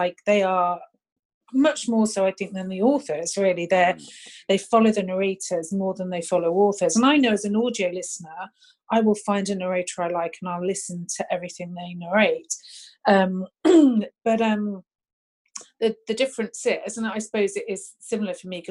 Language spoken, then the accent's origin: English; United Kingdom; being a Brit